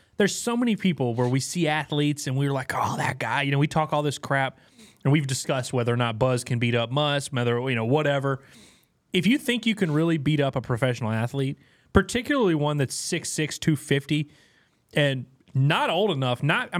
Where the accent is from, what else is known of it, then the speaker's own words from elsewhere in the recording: Louisiana, United States; I'm from Louisiana, man.